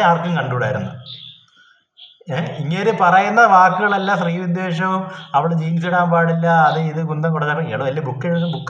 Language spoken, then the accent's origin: Malayalam; Idukki, Kerala, India; ഞാനൊരു ഇടുക്കിക്കാരനായതുകൊണ്ട് എനിക്ക് മലയോര മലയോര കർഷകരെ കുറിച്ച് അറിയാം